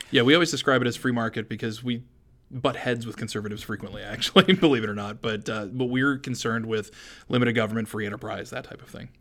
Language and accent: English; Maine, United States; also born or lived in San Francisco area, California; I grew up essentially as though I was born in Maine